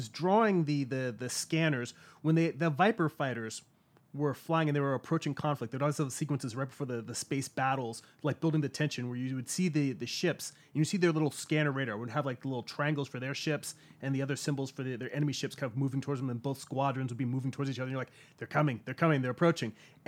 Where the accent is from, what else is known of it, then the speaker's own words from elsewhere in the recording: California, United States; also born or lived in Long Island, New York; I grew up in California. I was born in New York on Long Island, and my family moved out here when I was about 4 years old, so I don't really count myself as a true New Yorker.